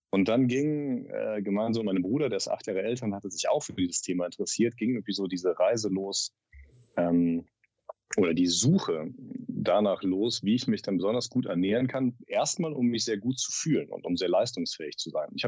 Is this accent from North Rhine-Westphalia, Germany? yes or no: yes; North Rhine-Westphalia, Germany; also ich komme aus dem, aus dem Rheinland, aus der Nähe von Bonn, aus einem kleinen Dorf.